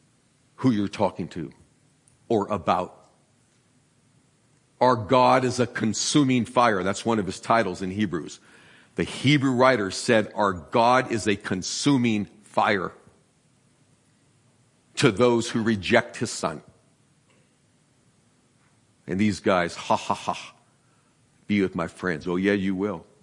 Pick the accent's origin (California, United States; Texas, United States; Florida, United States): California, United States; San Francisco; I'm from San Francisco. I remember earthquakes when I was 3, sitting in the living room watching the lamps fall off the table.